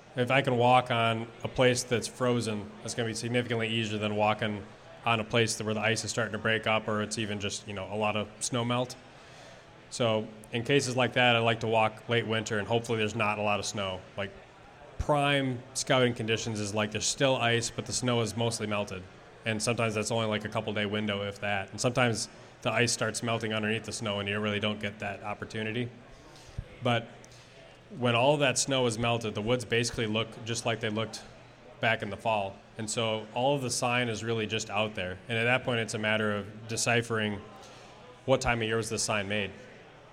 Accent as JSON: {"language": "English", "region": "Wisconsin", "country": "United States", "tie": "born or raised there", "moved": "yes", "lives_now": "Minnesota, United States", "said": "I grew up in Wisconsin"}